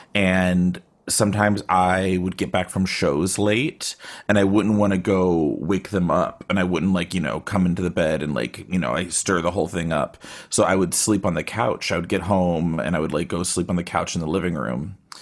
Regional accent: Austin, Texas, United States; now in Bay Area, United States; I am in the Bay Area, but I'm originally from Austin

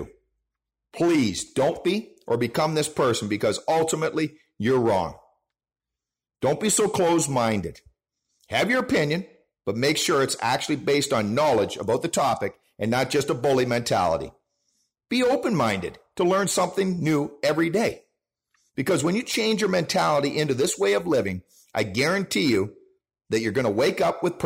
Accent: Canada; our own Canadian holiday with Canada Day up here

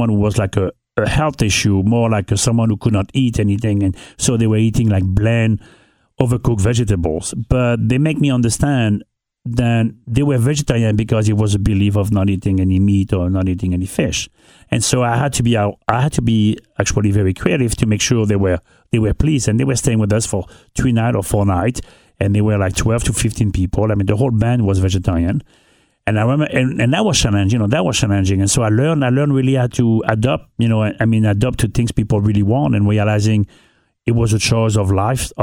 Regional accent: northern France, France; English is a second language; moved away as an adult; also born or lived in New York City / Caribbean; now in Newport, United States; I grew up in North of France

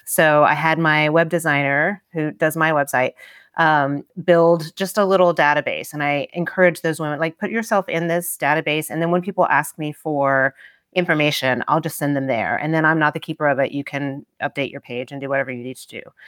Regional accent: Tennessee, United States; moved away; when I was growing up in Tennessee

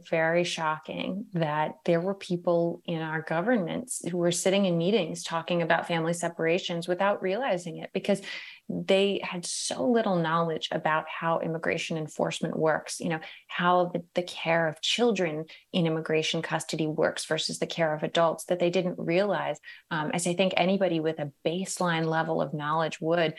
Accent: Merced, California, United States; I know I didn't realize growing up in Merced that, you know, communities across the country weren't as richly diverse and full of immigrants as the one that I grew up in.

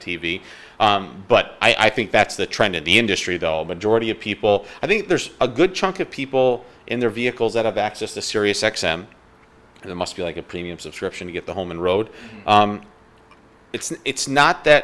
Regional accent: New York, United States; I grew up in New York, and I absolutely loved Howie Rose and Gary Cohen and Ron Darling and Keith Hernandez growing up in New York

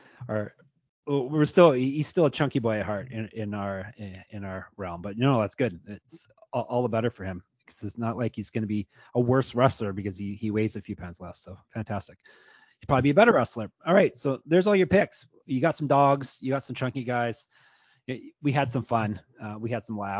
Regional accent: Canada; I'm Canadian

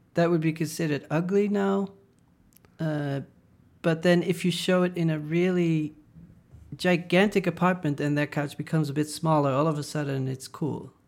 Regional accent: Netherlands; moved away; I didn't feel like I was so super Dutch

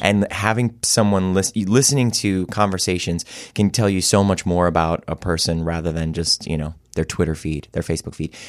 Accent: Cleveland, Ohio, United States; moved away; I love my hometown.

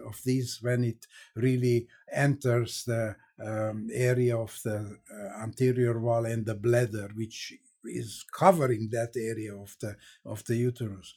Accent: Transylvania, Romania; moved away; also born or lived in Hungary / Israel / Cleveland, Ohio; I was born in Hungary, grew up in, uh, Transylvania, which is part of Romania

